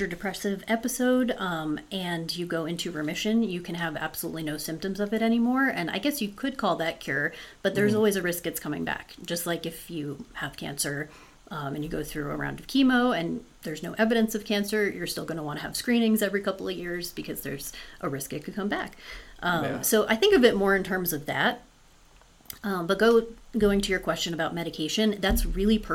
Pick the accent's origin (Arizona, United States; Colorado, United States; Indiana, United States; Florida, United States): Florida, United States; moved away as an adult; now in Utah, United States; I was born and raised in Florida